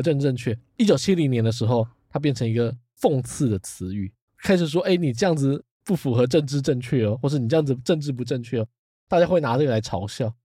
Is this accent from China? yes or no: no; Taiwan; 至少在我小时候，那时候可能还是会有人觉得说，“啊，不要讲台语，讲国语。